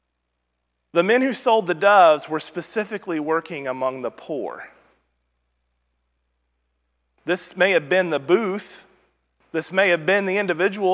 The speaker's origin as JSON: {"language": "English", "town": "Rogersville", "region": "Missouri", "country": "United States", "tie": "born or raised there", "said": "in our congregation growing up in Rogersville, Missouri"}